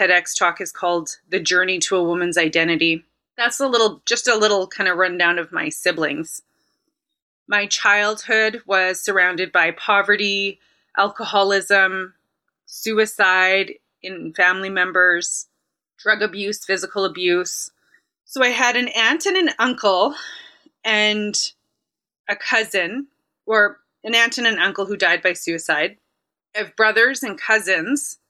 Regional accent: Winnipeg, Manitoba, Canada; I am from Winnipeg. I've only lived in Winnipeg.

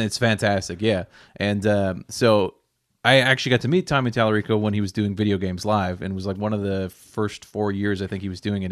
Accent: Nova Scotia, Canada; growing up in Nova Scotia

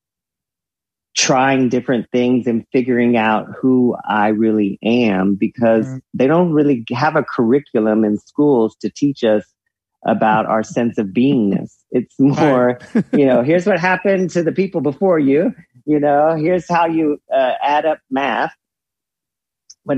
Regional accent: the South, United States; growing up in the South

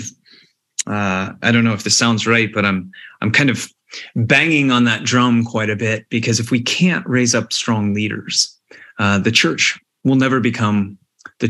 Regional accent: United States; moved away as an adult; also born or lived in Malta; now in Scotland, United Kingdom; when you're coming to Scotland as an American

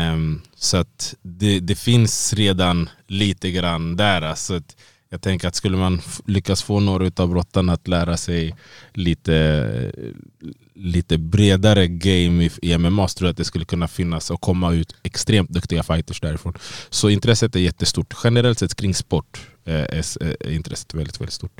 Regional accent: Sweden; moved away as an adult; now in Las Vegas, United States; jag är född och uppvuxen här i Sverige

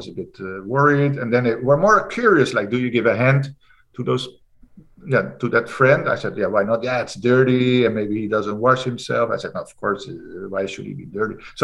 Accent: Netherlands; I'm from the Netherlands.

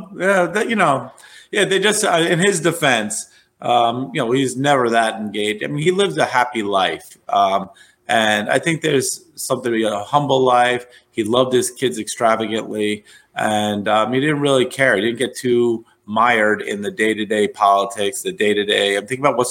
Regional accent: New York City, New York, United States; I come from New York

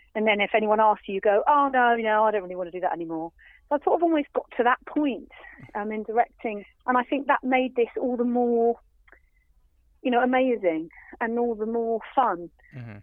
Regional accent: Folkestone, South East England, United Kingdom; it's kind of in my hometown

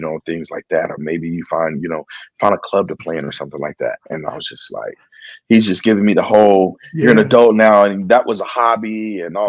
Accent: Chicago, Illinois, United States; I grew up here in Chicago

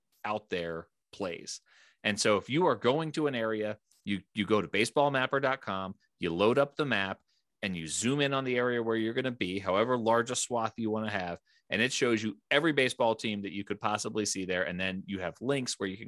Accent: East Coast, United States; now in Fort Collins, United States; I'm originally from the East Coast

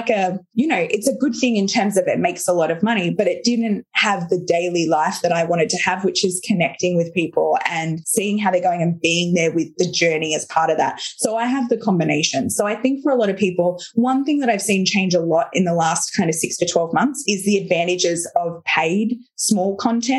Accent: Australia; I'm Australian

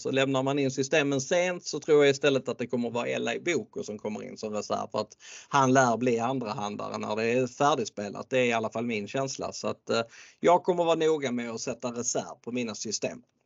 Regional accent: Skåne, Sweden; jag är född i Skåne och har bott i Skåne i eh, stora delar av mitt liv

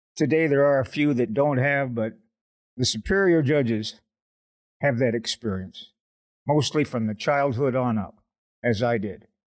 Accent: Oshawa, Ontario, Canada; I grew up in Oshawa, Ontario, which is the General Motors big town in Canada

